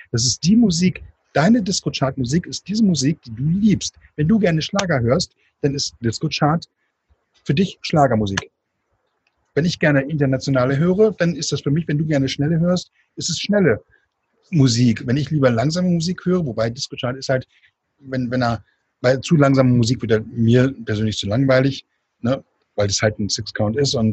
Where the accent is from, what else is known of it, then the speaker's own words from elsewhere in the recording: Hannover, Lower Saxony, Germany; Äh, bin öfters super gerne in Hannover, in meiner alten Heimat